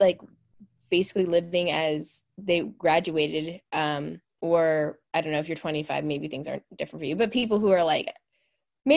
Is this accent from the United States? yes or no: yes; Pennsylvania, United States; a college that's near my hometown in PA